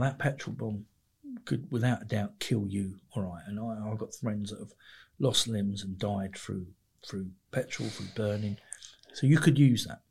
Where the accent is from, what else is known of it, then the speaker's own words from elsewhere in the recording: Mitcham, London, United Kingdom; I grew up in just on the edge of South London, sort of London Borough, of Merton, really. But uh, it's it's Surrey, so a place called Mitcham